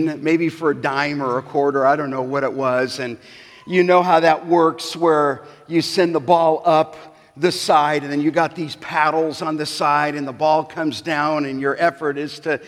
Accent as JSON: {"language": "English", "town": "Los Angeles", "region": "California", "country": "United States", "tie": "born or raised there", "said": "when I was growing up in the San Fernando Valley in Canoga Park"}